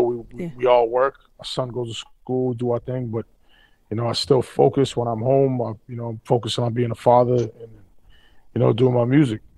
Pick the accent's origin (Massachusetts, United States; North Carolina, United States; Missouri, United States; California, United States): Massachusetts, United States; Boston; I grew up in South End